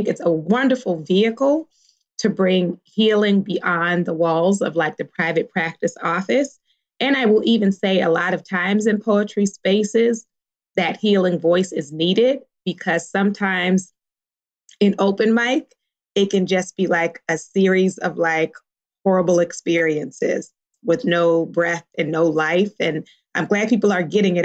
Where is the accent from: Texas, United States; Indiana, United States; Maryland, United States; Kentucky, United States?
Maryland, United States; Baltimore; now in California, United States; I grew up in Baltimore. In Baltimore, we didn't eat avocado.